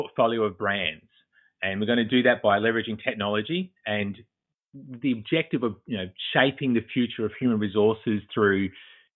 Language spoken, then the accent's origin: English; Australia; moved away as an adult; now in Boston, United States; as you may pick up from the accent, I'm originally from Australia. I currently reside in Boston, Massachusetts